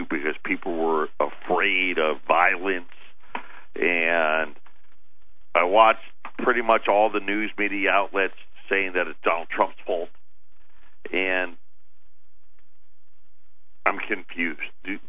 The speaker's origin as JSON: {"language": "English", "town": "Jamesville", "region": "New York", "country": "United States", "tie": "born or raised there", "said": "I was born and raised in Syracuse, New York, a little town called Jamesville"}